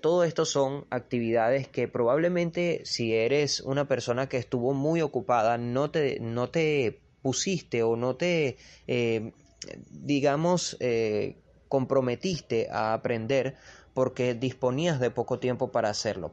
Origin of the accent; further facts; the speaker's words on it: Venezuela; yo soy de Venezuela.